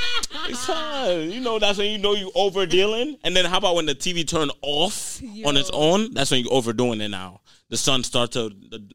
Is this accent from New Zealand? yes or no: no; Jamaica; And I'm Jamaican